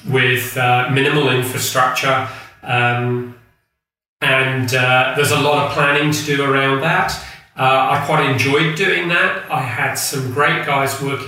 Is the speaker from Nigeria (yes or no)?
no; England, United Kingdom; also born or lived in Burkina Faso; as an Englishman